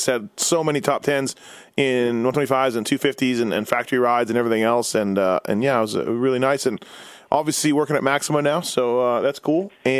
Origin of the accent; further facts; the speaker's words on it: Canada; moved away; being Canadian, I never really made it down to ride Carlsbad.